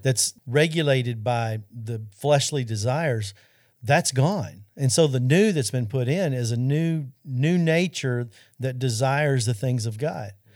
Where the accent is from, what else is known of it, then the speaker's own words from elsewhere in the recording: Arkansas, United States; Central High School in Arkansas, which happens to be my home state